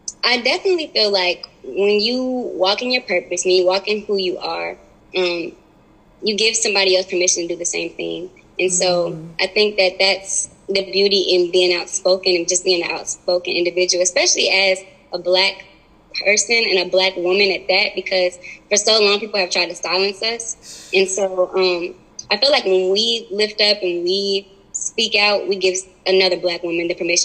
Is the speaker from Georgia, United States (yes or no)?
yes; Marietta, Georgia, United States; growing up in Marietta